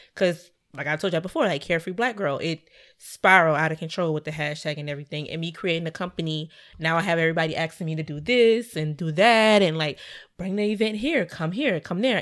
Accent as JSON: {"language": "English", "town": "Savannah", "region": "Georgia", "country": "United States", "tie": "born or raised there", "said": "Savannah, my hometown"}